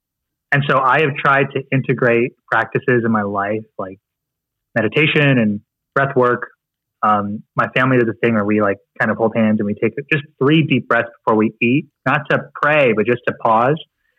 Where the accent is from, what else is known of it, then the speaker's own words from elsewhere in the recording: Philippines; It's like me trying to just tell myself that I'm not Filipino. Like it's just kind of what I am.